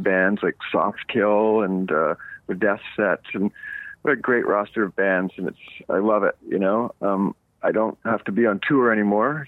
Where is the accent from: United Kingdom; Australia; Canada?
Canada; Montreal, Quebec; moved away as an adult; now in Los Angeles, United States; growing up in Eastern Canada, I grew up camping